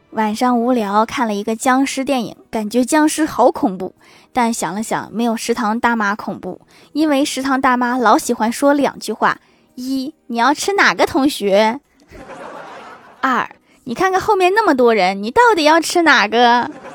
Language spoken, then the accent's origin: Chinese; Northeast China, China; 我们东北人